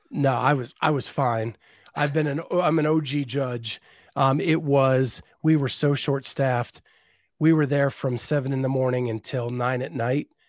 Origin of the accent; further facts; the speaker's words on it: Western Pennsylvania, United States; growing up in Western Pennsylvania, we had one channel and Hee-Haw was on every week